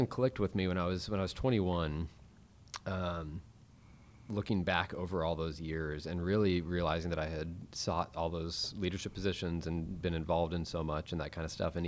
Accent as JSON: {"language": "English", "town": "Weatherford", "region": "Texas", "country": "United States", "tie": "born or raised there", "also_born_or_lived": "Fort Worth, Texas", "said": "I was born in Fort Worth. My family was living in Graham, and the day that I was born, my dad actually got a job as a physical therapist in Weatherford, and so all of my memories growing up are from about half an hour outside of Fort Worth"}